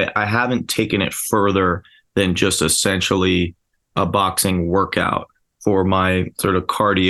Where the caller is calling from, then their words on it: Philadelphia, Pennsylvania, United States; South Philly, baby.